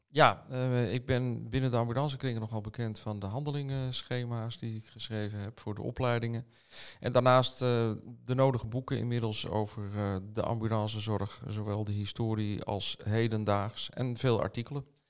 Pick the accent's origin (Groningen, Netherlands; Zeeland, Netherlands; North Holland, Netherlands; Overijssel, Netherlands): North Holland, Netherlands; Amsterdam; mijn geboortestad wilde ik werken. Dat is Amsterdam.